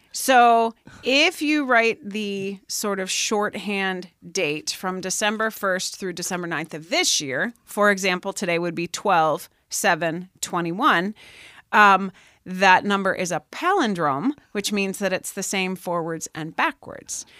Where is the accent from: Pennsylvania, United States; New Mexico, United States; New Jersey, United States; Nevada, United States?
Pennsylvania, United States; moved away as an adult; I came out here from Pennsylvania for college